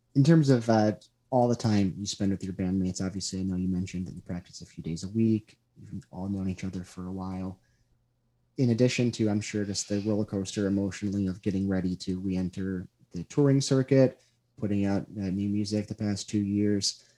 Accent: Chicago, Illinois, United States; I grew up on the South side

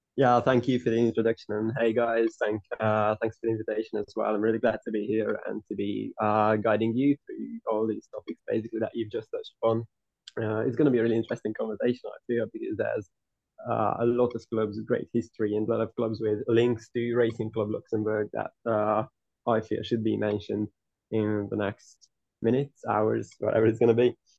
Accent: Hungary; I'm from Hungary. I was, I was born and raised there

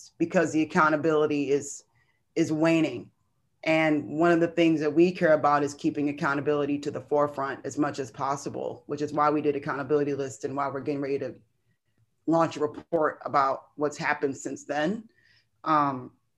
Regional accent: Michigan, United States; I grew up in Michigan

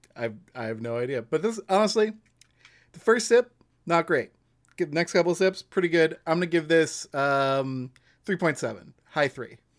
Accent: Massachusetts, United States; since I'm from Massachusetts

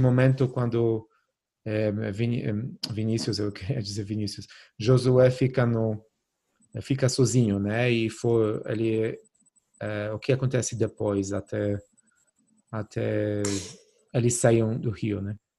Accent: Poland; now in Brazil; na Polônia, né? Onde eu cresci

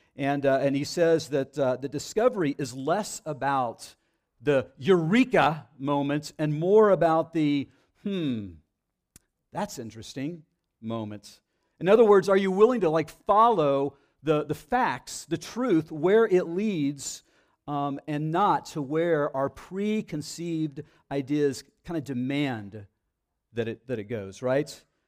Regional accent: Dallas, Texas, United States; moved away as an adult; now in Central Texas, United States; I grew up in the Dallas area, and when I first came down here, I remember, um, twenty-four years ago

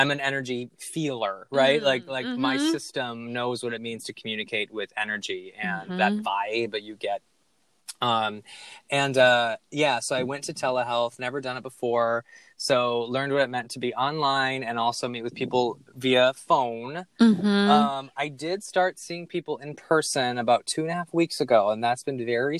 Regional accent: Minneapolis, Minnesota, United States; Minneapolis, my hometown

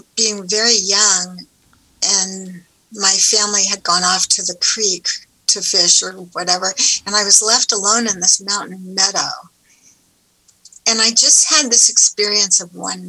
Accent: Southern California, United States; I grew up in Southern California by the ocean

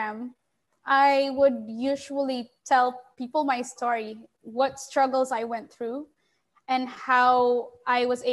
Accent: Philippines; I'm from the Philippines, so it's Southeast Asia.

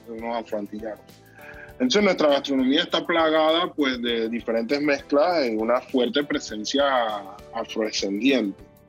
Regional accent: Panama City, Panama; yo nací en Calle Cuarta Río Abajo, un barrio con una, un bagaje cultural muy grande

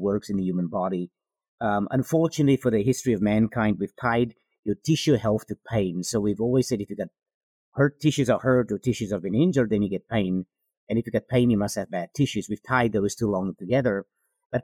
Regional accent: South Africa; moved away as an adult; now in United States; I am from South Africa originally.

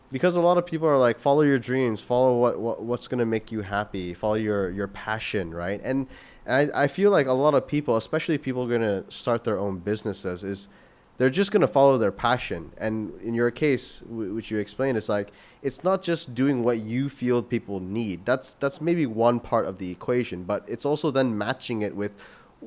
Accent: Canada; moved away; I come from Canada

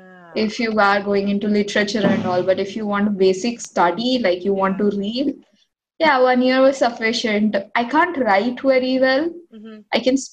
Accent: India; accent: Telugu; first language Telugu; English is a second language; it's my mother tongue, and it's it's the only language I speak to, speak with my family.

